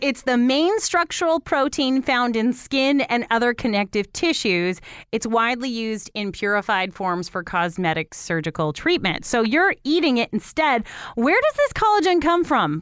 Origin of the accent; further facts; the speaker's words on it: Toronto, Ontario, Canada; now in London, Canada; I grew up in Toronto, well, just outside of it.